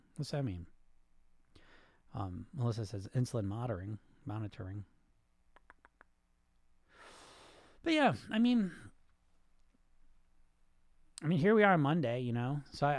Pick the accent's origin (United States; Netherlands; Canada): Netherlands; English is a second language; Oh, okay, I'm from the Netherlands.